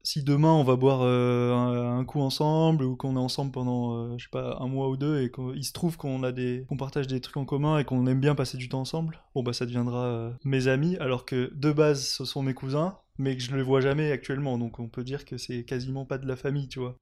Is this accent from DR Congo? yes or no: no; Nice, Provence-Alpes-Côte d'Azur, France; moved away as an adult; now in Lyon, France; Je viens de Nice. Ça fait euh, à peu près 9 ans que je suis à Lyon